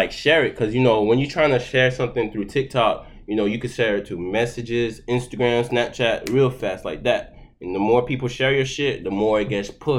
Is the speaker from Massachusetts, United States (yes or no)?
yes; Boston, Massachusetts, United States; born there; also born or lived in Haiti / Florida; I was born in Boston.